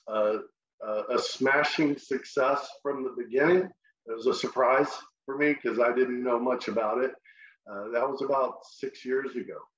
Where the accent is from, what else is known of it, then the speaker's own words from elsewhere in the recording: Texas, United States; also born or lived in San Antonio, Texas; I'm from Texas. And if you don't know, if you can't tell by my accent, I grew up in Texas and have spent the last 20 years in San Antonio